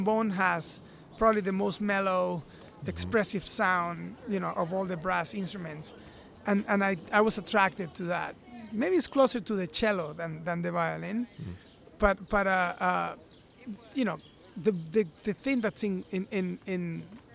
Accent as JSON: {"language": "English", "country": "Venezuela", "also_born_or_lived": "New York", "moved": "as an adult", "said": "I come from Venezuela, and I came to New York to study classical violin."}